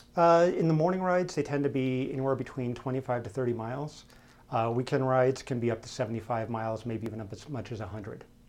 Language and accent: English; Denver, Colorado, United States; also born or lived in Camp Lejeune, North Carolina; So predominantly from Denver